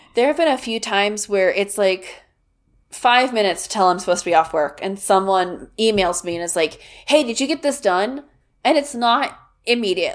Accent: Kansas, United States; I grew up in Kansas

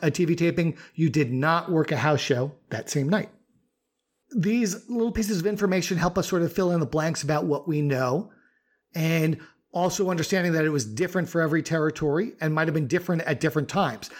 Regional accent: New York, United States; you growing up in New York like me

